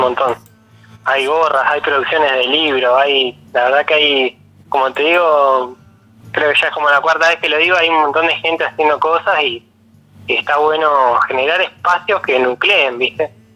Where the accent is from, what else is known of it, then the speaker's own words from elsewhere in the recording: Neuquén, Argentina; moved away as an adult; also born or lived in Buenos Aires; now in General Roca, Argentina; soy de Neuquén, y viví en Buenos Aires un tiempo